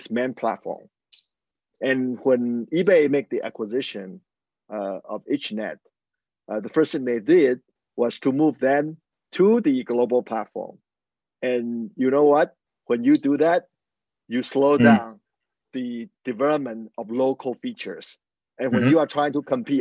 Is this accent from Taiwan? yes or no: yes; Taiwan; moved away as an adult; also born or lived in United States; now in Shanghai, China; I was born and raised in Taiwan.